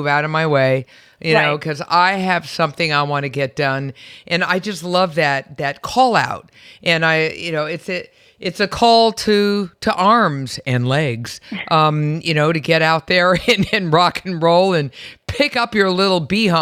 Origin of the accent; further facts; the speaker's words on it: San Francisco, California, United States; I'm from San Francisco, and I remember going back to my childhood home